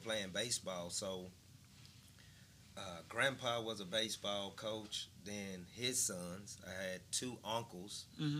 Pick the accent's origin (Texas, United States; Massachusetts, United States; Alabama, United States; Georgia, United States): Alabama, United States; Birmingham; So I grew up right in Powley Hills, and it was a very community-oriented environment, right? So the history goes back with my family, I mean, to my grandfather.